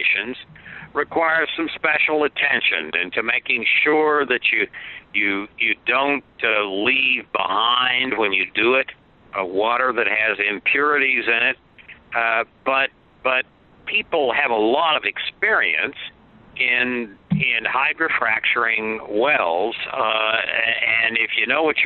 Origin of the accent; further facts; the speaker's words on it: Oklahoma, United States; I grew up in Oklahoma, and I was born there